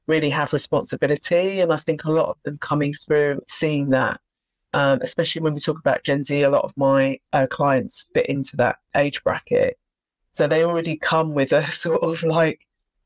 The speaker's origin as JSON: {"language": "English", "region": "London", "country": "United Kingdom", "tie": "born or raised there", "said": "I did grow up in London. So I was born here. My parents are from the Caribbean. So they came here, I think it was in 1959. So yeah, born and bred actually in London."}